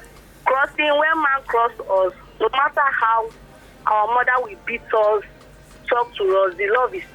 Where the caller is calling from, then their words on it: Iyana-Oworo, Lagos, Nigeria; I'm calling from Iyanaworo.